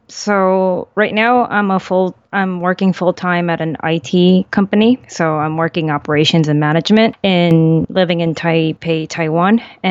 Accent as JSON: {"language": "English", "country": "Chile", "tie": "born there", "also_born_or_lived": "Central America / Europe", "said": "I was born in South America in Chile, and we moved around quite a lot because of my father's work. So I lived in Central America and in Europe."}